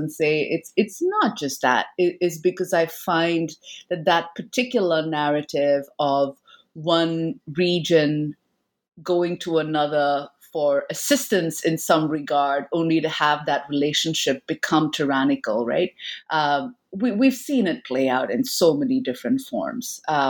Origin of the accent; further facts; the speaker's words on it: India; from my own, you know, childhood growing up in India, right?